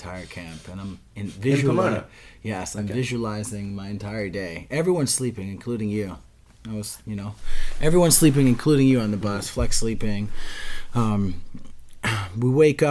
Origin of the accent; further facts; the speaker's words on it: New Jersey, United States; we're from New Jersey